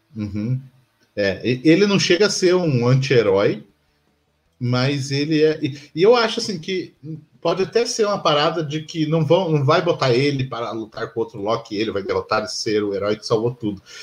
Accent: Curitiba, Paraná, Brazil; A gente é de Curitiba

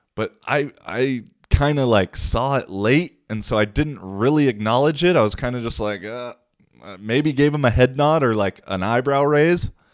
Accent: Seattle, Washington, United States; now in Finland; I'm from Seattle.

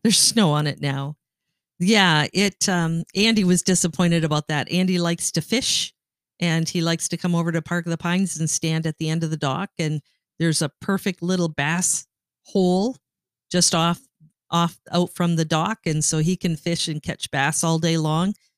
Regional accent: Canada; moved away as an adult; now in Michigan, United States; I grew up in Canada and moved to Michigan when you and I got married

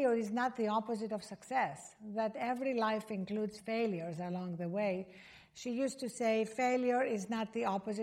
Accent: Greece; I was born in Greece

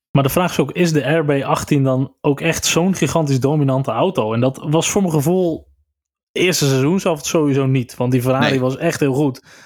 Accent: Netherlands; als Nederlander

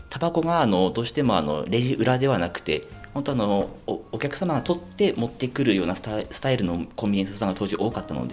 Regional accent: Morioka, Iwate, Japan; 岩手の盛岡市になります

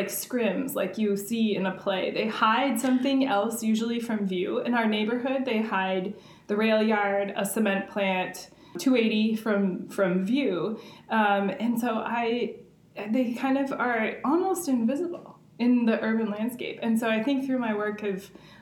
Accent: St. Paul, Minnesota, United States; I grew up in St. Paul, and the area that I grew up in is right near the intersection of 94 and 280.

